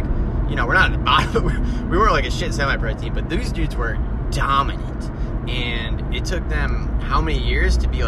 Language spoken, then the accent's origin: English; Cleveland, Ohio, United States; moved away as an adult; also born or lived in Boston area; I'm from the Cleveland area